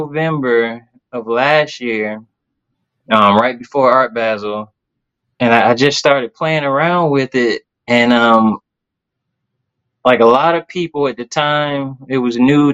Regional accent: Tallahassee, Florida, United States; moved away as an adult; now in Jacksonville, United States; I'm from Tallahassee, Florida.

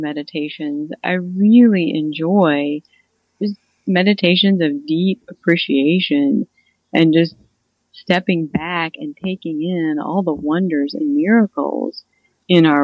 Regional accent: Missouri, United States; I'm from Missouri.

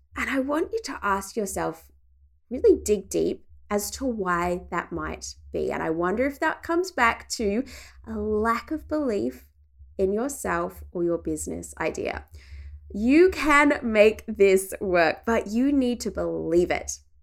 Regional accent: regional Victoria, Australia; my hometown in regional Victoria

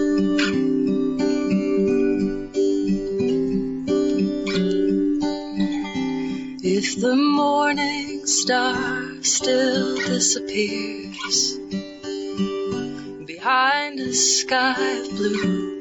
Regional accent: northern Michigan, United States; now in Vermont, United States; I grew up in northern Michigan.

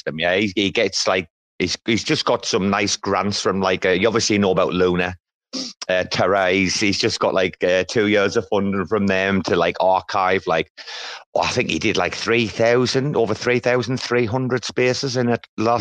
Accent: about 90 km from the Scottish border, England, United Kingdom; I'm actually an Englishman

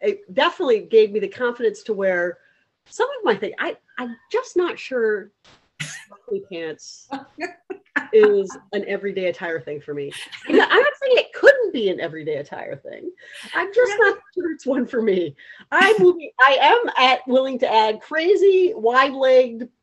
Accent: East Coast, United States; moved away as an adult; also born or lived in Hastings-on-Hudson, New York; now in Hawaii, United States; I'm originally from the East Coast

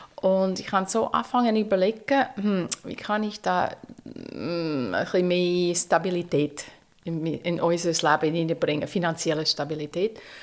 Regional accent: United States; German is a second language; moved away as an adult; now in Zürich, Switzerland; ich bin auf dem Land aufgewachsen, also wirklich in Amerika, äh, mitten im Nix

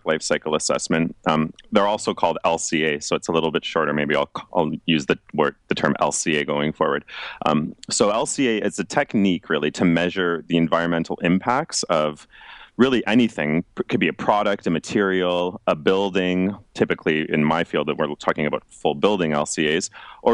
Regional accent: Toronto, Ontario, Canada; moved away as an adult; now in Finland; I'm originally from Toronto, Canada

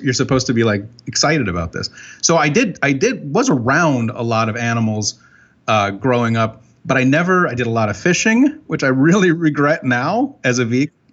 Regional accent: Binghamton, New York, United States; I grew up in Binghamton, New York

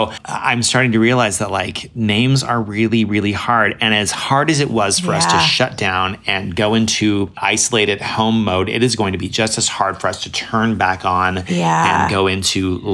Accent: Boise, Idaho, United States; now in Portland, United States; I popped into Boise, my hometown. I live in Portland

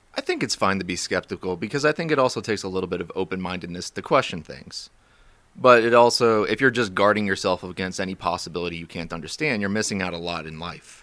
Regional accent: Warrenton, Virginia, United States; also born or lived in Romania; I grew up in Warrenton, went to school there, went to high school at Liberty and Bealeton

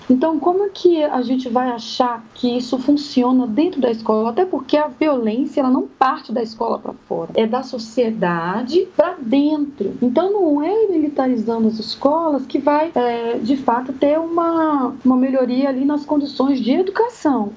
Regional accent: Sobradinho, Federal District, Brazil; Sobradinho, que é a região onde eu cresci

